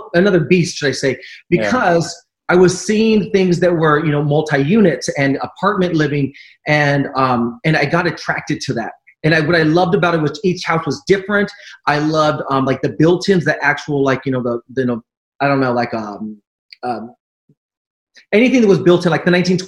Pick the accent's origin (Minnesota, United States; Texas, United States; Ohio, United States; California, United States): California, United States; Orange County; also born or lived in Los Angeles / Palm Springs / Long Beach; I was raised in Orange County, and I've resided pretty much all over LA, Orange County.